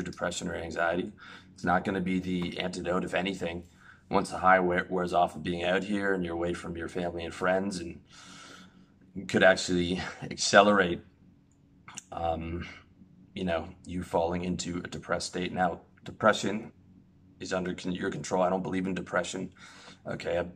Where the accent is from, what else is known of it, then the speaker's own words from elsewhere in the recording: Canada; moved away as an adult; even as a Canadian